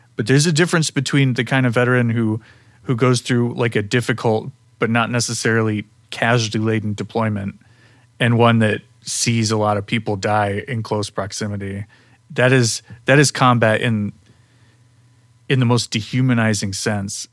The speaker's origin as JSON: {"language": "English", "region": "Midwest", "country": "United States", "said": "I'm come from the Midwest. Um, I was a normal middle class kid"}